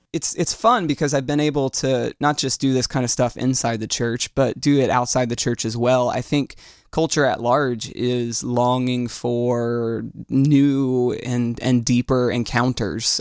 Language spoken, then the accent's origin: English; Orlando, Florida, United States; I am from Orlando. This is, uh, this is my home, and it's where I, um, have chosen to be